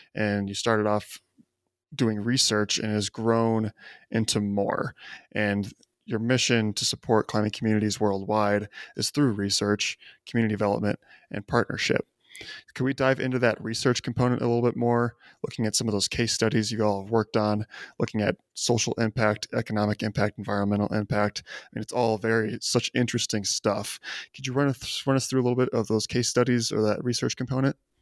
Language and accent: English; Chicago, Illinois, United States; I grew up in the Chicago area